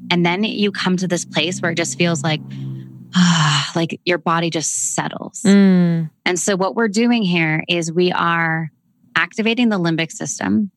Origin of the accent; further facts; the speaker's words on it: Canada; accent: Canadian; my Canadian accent